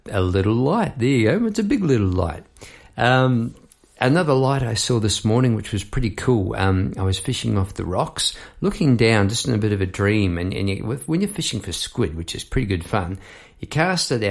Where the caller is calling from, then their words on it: Melbourne, Victoria, Australia; I am having a go online I'm my microphone from Melbourne, Australia, um, down the Mornington Peninsula, which is a great part of the world.